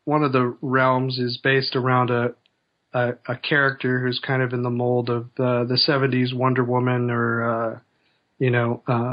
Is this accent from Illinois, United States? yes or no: yes; Chicago, Illinois, United States; both my parents were actors when I was growing up in Chicago